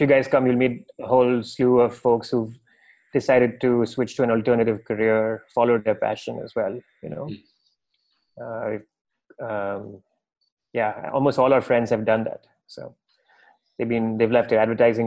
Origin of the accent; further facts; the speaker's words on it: Mumbai, Maharashtra, India; moved away as an adult; also born or lived in San Francisco / New York; now in Goa, India; I'm born and raised in Bombay, lived my entire life in big cities